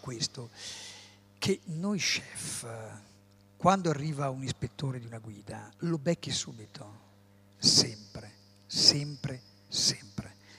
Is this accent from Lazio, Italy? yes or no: no; Emilia-Romagna, Italy; io sono emiliano. Nasco in un paese, in un posto dove la pasta